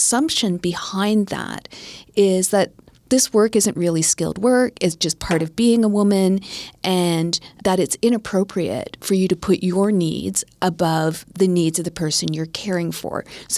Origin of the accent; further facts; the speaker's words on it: Winnipeg, Manitoba, Canada; And I was growing up in the Filipino community in Winnipeg.